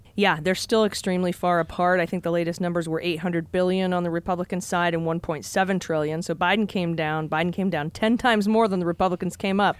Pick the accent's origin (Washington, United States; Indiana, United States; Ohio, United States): Ohio, United States; when I grew up in Ohio, uh, on Whittlesey Drive